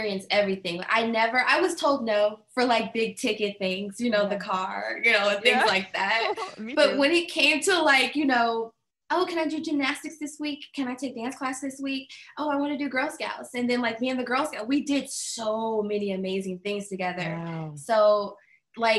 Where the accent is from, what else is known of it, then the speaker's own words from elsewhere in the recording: Wichita, Kansas, United States; moved away; I'm from Kansas. Wichita, Kansas.